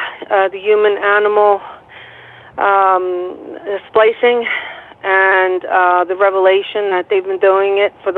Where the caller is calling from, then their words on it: Philadelphia, Pennsylvania, United States; I'm calling from Philadelphia.